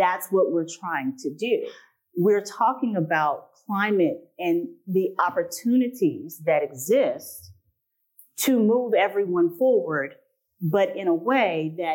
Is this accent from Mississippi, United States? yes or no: yes; Mississippi, United States; I'm from Mississippi